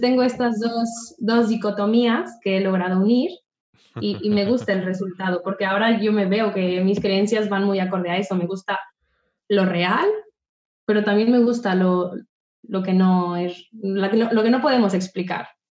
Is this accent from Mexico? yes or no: yes; Mexico; moved away as an adult; also born or lived in Querétaro / Riviera Maya; now in Barcelona, Spain; yo soy mexicana, tengo 33 años y vivo en Barcelona, bueno, asentada en Barcelona desde hace tres años, pero salí de México desde hace nueve